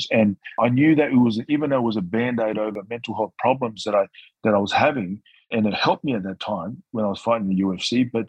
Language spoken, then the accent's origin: English; Newcastle, North East England, United Kingdom; I think as a kid growing up in Newcastle, around seven years old